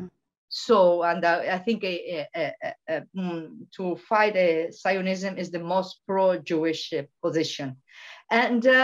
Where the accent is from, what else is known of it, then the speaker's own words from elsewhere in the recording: Venezuela; moved away; also born or lived in Canada; I was born in Venezuela, and I love Venezuela. It was there where I start life